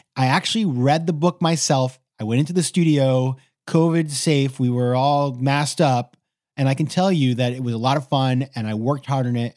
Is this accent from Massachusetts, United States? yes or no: no; Maine, United States; my home state of Maine